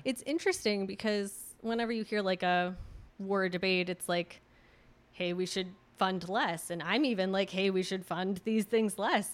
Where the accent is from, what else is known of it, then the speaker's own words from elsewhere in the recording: Redwood City, California, United States; I grew up in Redwood City